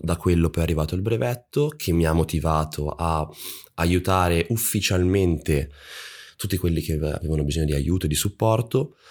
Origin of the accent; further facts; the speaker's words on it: Monza, Lombardy, Italy; io sono di Monza vicino a Milano